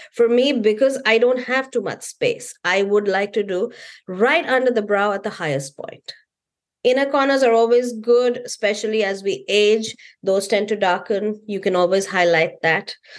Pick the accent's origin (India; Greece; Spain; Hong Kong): India; being Indian